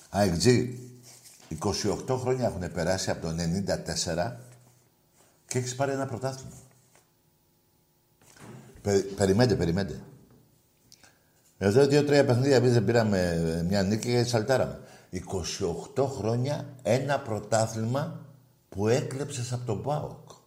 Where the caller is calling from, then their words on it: Mesorachi, Greece; είμαι από Μεσοράχη.